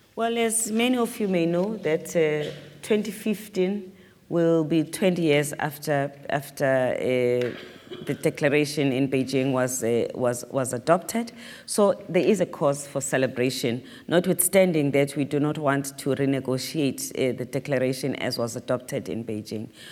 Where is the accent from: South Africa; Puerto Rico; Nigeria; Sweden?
South Africa; as a South African